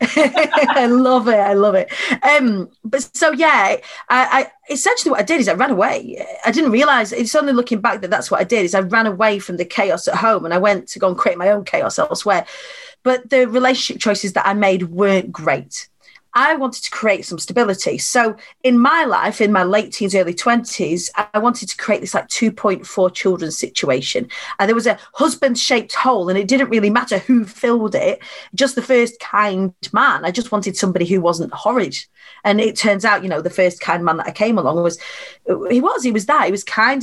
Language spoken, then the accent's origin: English; Preston, North West England, United Kingdom; I was born on the Council Estates of Preston